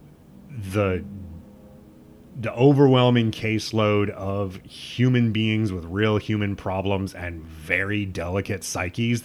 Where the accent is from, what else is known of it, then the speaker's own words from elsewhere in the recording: Midwest, United States; I'm from the Midwest